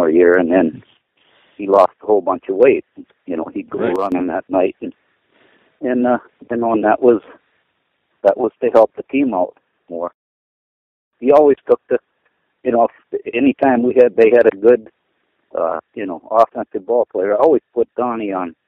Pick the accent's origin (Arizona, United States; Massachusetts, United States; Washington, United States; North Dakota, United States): North Dakota, United States; Crosby; also born or lived in Dickinson, North Dakota / Epping, North Dakota; I was born in Crosby, North Dakota in 1946. I graduated in 64, went to school in Dickinson